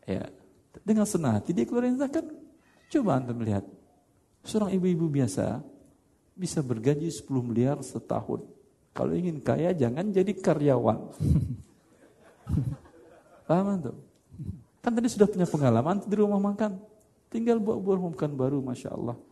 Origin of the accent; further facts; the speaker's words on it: Padang, West Sumatra, Indonesia; Masalahnya karena saya orang Padang aja.